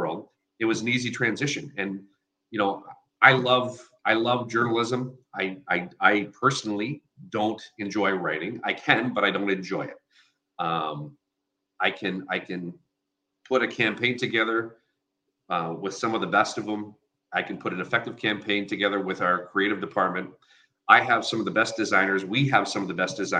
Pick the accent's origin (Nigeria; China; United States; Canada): Canada; Sarnia, Ontario; now in Windsor, Canada; growing up in Sarnia